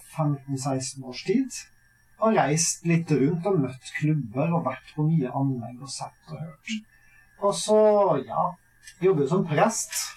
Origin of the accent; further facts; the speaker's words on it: Averøy, Møre og Romsdal, Norway; moved away as an adult; now in Sørlandet, Norway; Jeg kommer jo fra Averøy på Nordmøre.